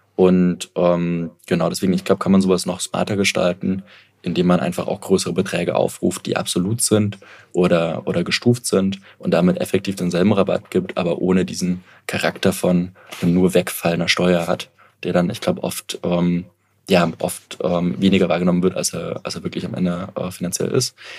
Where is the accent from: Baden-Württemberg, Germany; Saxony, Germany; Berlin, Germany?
Saxony, Germany; Dresden; ich komme aus Dresden